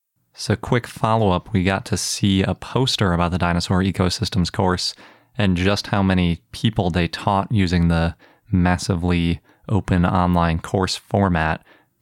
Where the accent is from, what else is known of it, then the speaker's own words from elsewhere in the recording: Wisconsin, United States; the University of Wisconsin at Madison, my home state.